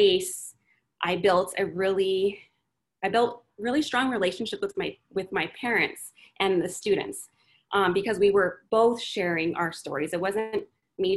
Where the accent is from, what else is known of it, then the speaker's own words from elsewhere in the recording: Phoenix, Arizona, United States; moved away as an adult; now in Austin, United States; I was born and raised in Phoenix, Arizona